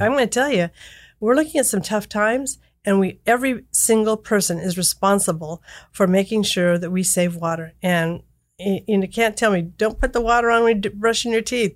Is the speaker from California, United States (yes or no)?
yes; small area near Davis and Napa, California, United States; went back to my hometown, was raising my children